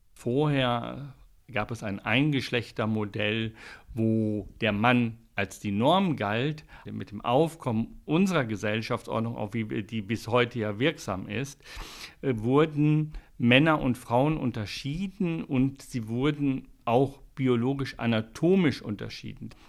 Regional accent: Switzerland; bei uns in der Schweiz

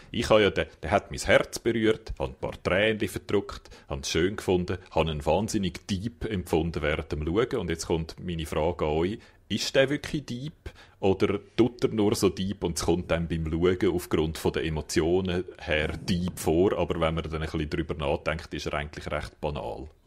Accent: Japan; German is a second language; Das ist, äh, als Japaner lacht man über das, oder?

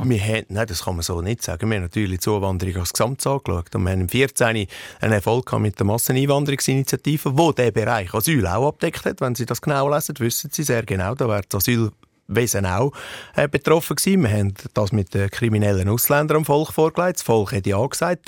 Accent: Central Switzerland, Switzerland; bei uns in der Innerschweiz

